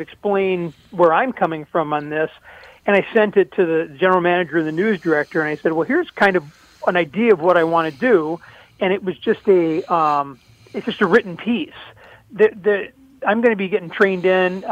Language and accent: English; St. Paul, Minnesota, United States; also born or lived in White Bear Lake; growing up in St. Paul